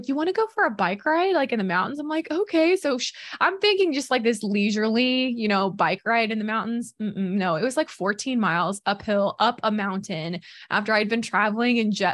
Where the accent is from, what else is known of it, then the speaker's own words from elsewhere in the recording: Missouri, United States; I'm from Missouri